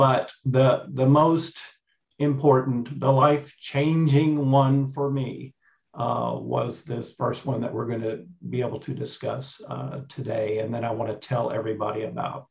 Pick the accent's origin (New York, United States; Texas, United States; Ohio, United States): Texas, United States; East; moved away as an adult; also born or lived in Dallas–Fort Worth, Texas; now in Australia; I'm in Australia now, but I'm a Texas boy. So, oh, okay. I grew up in East Texas